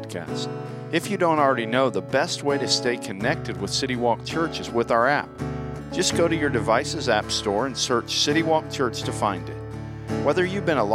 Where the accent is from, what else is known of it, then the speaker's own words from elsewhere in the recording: Lakeland, Florida, United States; also born or lived in Grand Rapids, Michigan; now in California, United States; I was born in Grand Rapids, Michigan, and when I was 5 years old, my dad moved us to Florida, and we moved to a city called Lakeland, Florida